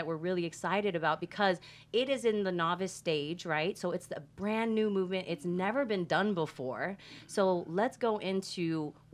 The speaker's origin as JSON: {"language": "English", "country": "Samoa", "moved": "yes", "lives_now": "United States", "said": "even though I'm Samoan and I come from Samoa, when I moved to the States"}